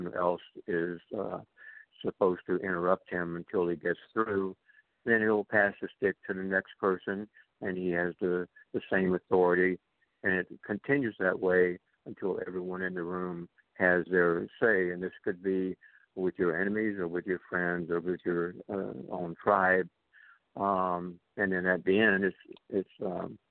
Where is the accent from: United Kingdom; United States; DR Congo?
United States; Deep South; now in Santa Barbara, United States; growing up in the Deep South, I went to an all-white school just blocks from the home of Martin Luther King and literally across the street from the Greyhound bus station where the clash with the Freedom Riders took place